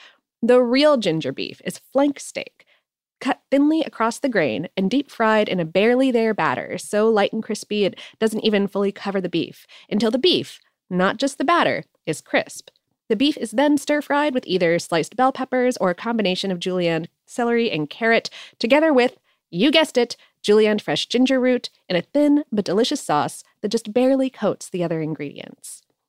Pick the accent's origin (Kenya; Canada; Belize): Canada; Calgary, Alberta; the most important cultural icon to ever come out of my hometown of Calgary, Alberta, ginger beef?